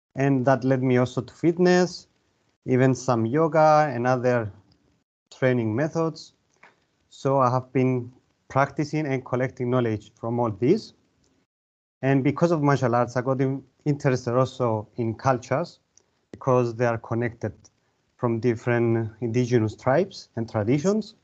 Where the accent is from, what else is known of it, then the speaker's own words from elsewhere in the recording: Larnaca, Larnaca District, Cyprus; moved away as an adult; now in Limassol, Cyprus; Originally, I'm from Larnaca, uh, but I live in Limassol the last um, eight years now